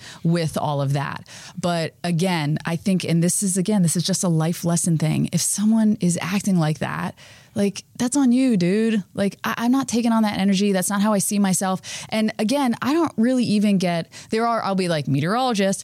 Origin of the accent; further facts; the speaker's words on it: Florida, United States; I grew up in Florida. It rained on one side of the street and not the other.